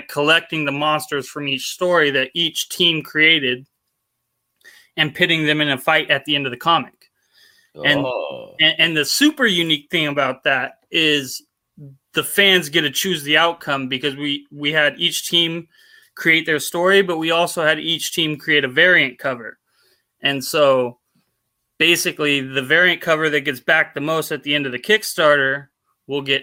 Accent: Portland, Oregon, United States; From Portland, Oregon. Kind of born and raised here.

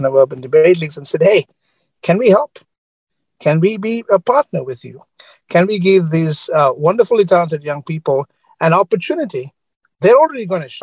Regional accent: Sri Lanka; moved away; I grew up in Sri Lanka.

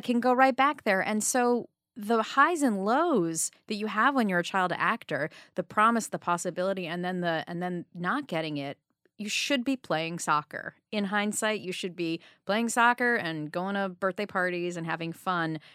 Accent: New York City, New York, United States; I grew up on the Upper East Side

